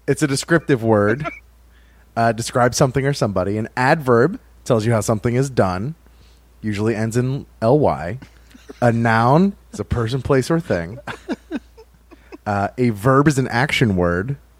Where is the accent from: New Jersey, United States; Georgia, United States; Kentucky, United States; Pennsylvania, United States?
Kentucky, United States; Louisville; I'm from Louisville